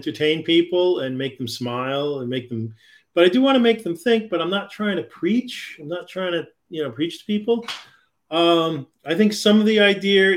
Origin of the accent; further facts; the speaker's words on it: New York, United States; I grew up in New York and I spent a lot of time in New York City